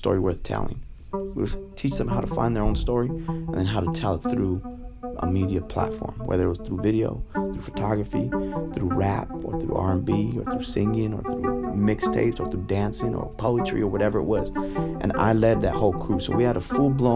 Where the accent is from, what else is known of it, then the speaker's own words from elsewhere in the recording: Stockton, California, United States; I was from Stockton, California